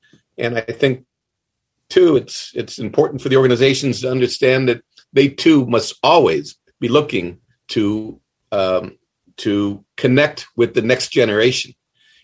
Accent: Cleveland, Ohio, United States; now in Columbus, United States; I was born in Cleveland. Went to school in Cleveland High School, and then went to the Ohio State University and really virtually never went back

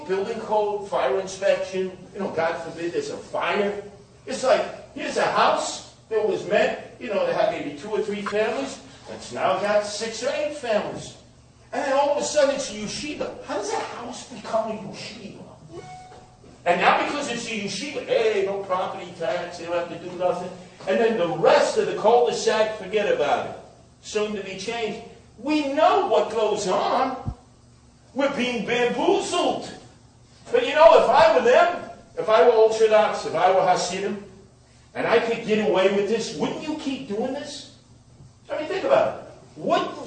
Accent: New York City, New York, United States; I grew up in Canarsie, Brooklyn, mostly Italian and Jewish

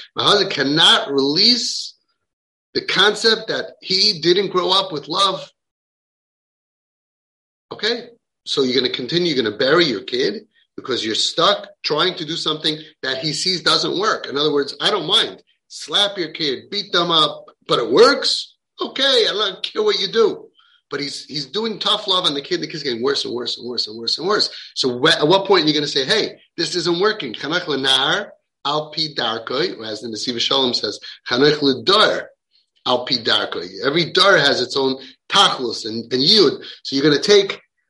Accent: Williamsburg, New York, United States; I say the good thing about growing up in Williamsburg is that if you're not sure what you did that day, you could ask your neighbors.

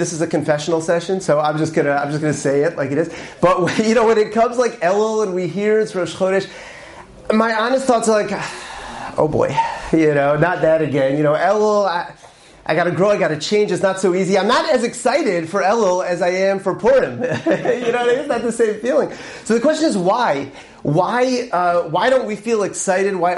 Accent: Syracuse, New York, United States; I grew up in Syracuse, New York, upstate over here.

